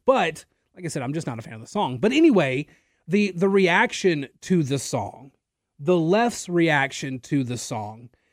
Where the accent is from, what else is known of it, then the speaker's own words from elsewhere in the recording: Natchitoches, Louisiana, United States; I grew up in Natchitoches